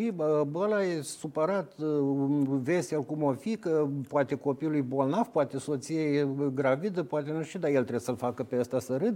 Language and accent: Romanian; Romania; dar ca român, ca făcând parte din nația